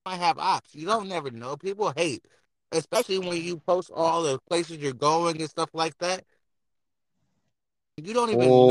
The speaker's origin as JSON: {"language": "English", "town": "Oakland", "region": "California", "country": "United States", "said": "I'm from East Oakland"}